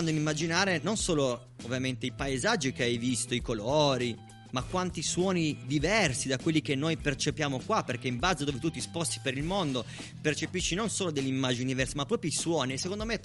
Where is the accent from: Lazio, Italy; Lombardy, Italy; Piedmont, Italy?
Piedmont, Italy; Bra; now in Alba, Italy; In realtà, io non sono mm, un po' più originario di Alba, sono stato adottato nel tempo sono originario di Bra